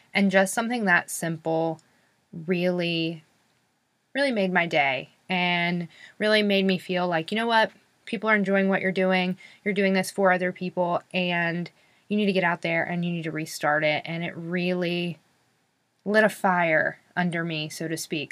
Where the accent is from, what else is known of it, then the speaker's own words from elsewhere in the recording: North Carolina, United States; I'm from North Carolina